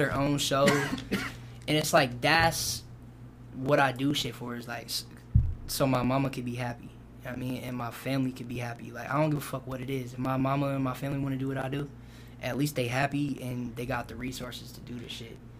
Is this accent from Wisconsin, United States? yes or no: yes; Kenosha, Wisconsin, United States; now in Mississippi, United States; Born there. Kenosha